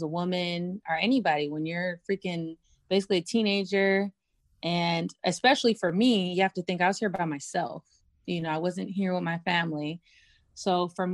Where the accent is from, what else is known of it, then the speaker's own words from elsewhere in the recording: San Diego, California, United States; now in Virginia, United States; I'm from San Diego. I'm from a destination city where people want to go